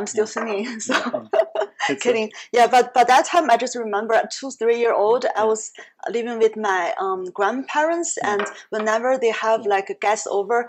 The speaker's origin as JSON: {"language": "English", "region": "Shandong", "country": "China", "accent": "Shandong", "said": "can you tell my Shandong accent when I speak Chinese?"}